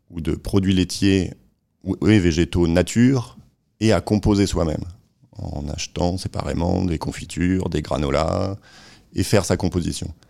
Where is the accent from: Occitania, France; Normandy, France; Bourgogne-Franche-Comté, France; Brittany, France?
Normandy, France; Caen; also born or lived in Lille; géographiquement, je suis originaire du nord de la France, de Lille. Mais après, j'ai pas mal euh, bourlingué, euh, grandi à Caen, étudié à Nantes, commencé à travailler à Paris.